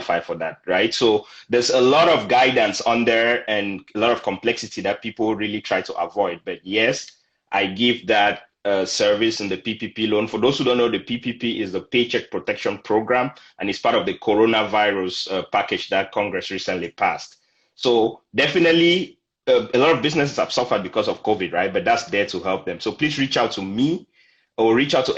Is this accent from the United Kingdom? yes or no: no; Cameroon; moved away as an adult; now in San Antonio, United States; I'm originally from Cameroon in Central Africa